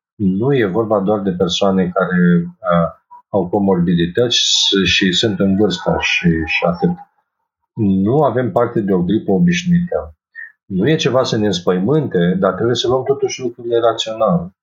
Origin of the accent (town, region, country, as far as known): Romania